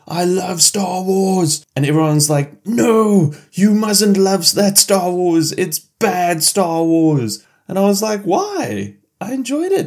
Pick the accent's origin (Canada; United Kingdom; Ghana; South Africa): South Africa; Cape Town, Western Cape; I was born in Cape Town